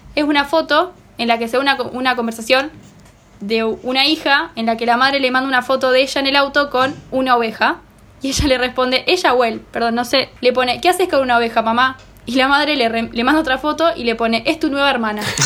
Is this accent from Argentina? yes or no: yes; Argentina; Yo como argentina